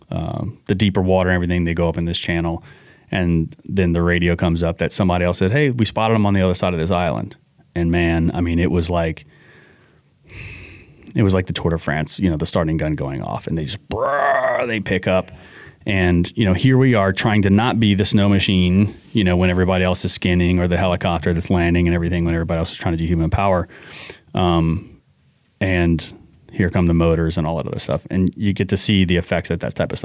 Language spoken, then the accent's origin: English; New Orleans, Louisiana, United States; growing up in New Orleans, I learned very early about conservation